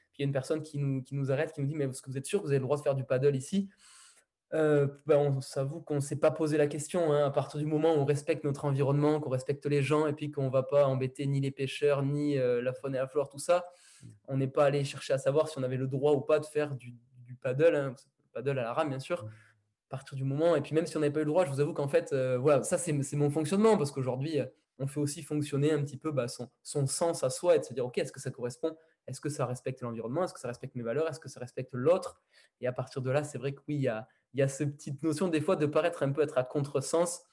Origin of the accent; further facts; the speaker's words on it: Villeneuve-sur-Lot, Nouvelle-Aquitaine, France; je suis né, à Villeneuve-sur-Lot. C'est, là où j'ai grandi